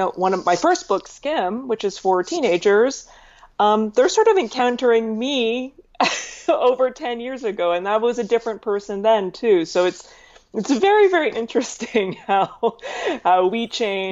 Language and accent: English; Calgary, Alberta, Canada; now in Toronto, Canada; I was born in Calgary, Alberta, Canada, on the other side, on the west side of Canada